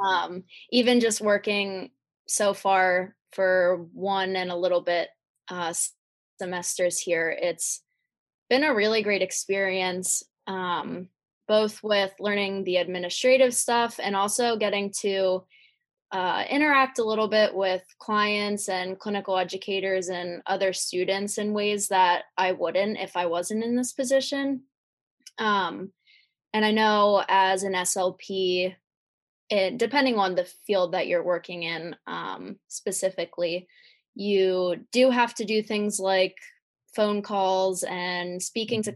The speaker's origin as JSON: {"language": "English", "town": "Lancaster", "region": "Pennsylvania", "country": "United States", "said": "I am from Lancaster, Pennsylvania."}